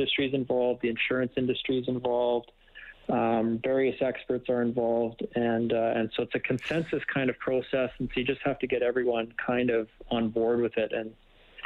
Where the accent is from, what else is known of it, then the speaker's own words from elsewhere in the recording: Winnipeg, Manitoba, Canada; moved away; I grew up in Winnipeg, so I'm a prairie boy too